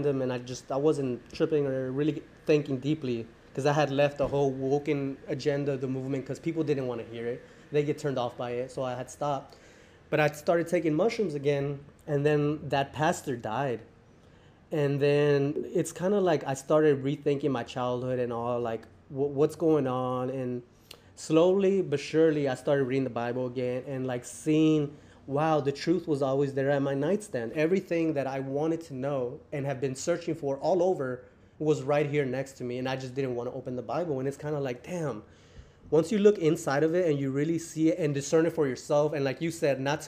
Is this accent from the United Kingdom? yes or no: no; Mexico; now in United States; I'm from Mexico and I'm in USA